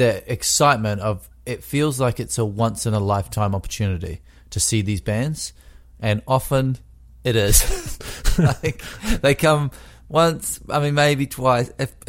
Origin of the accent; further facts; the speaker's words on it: Wellington, New Zealand; That's right. Yeah. I grew up in Wellington. And Wellington's kind of, if people know New Zealand, there's two islands.